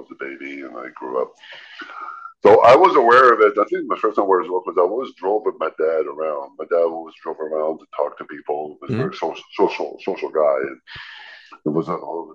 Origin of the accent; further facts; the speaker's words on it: New Brunswick, Canada; also born or lived in Georgetown, Ontario; I grew up in the Maritime, I'm a Maritimer and I'm an Acadian, but from New Brunswick